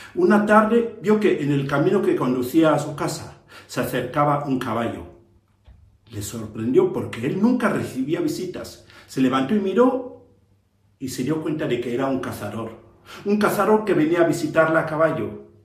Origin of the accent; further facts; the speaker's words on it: Cameroon; Soy de Camerún, de África